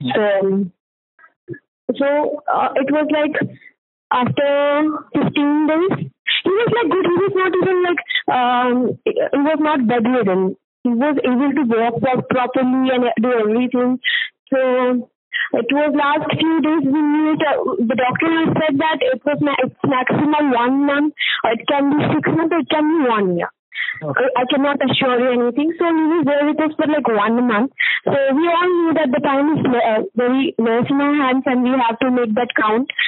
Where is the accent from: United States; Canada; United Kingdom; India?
India; Varanasi, Uttar Pradesh; We uh, uh, basically live in Banaras. We are from Banaras.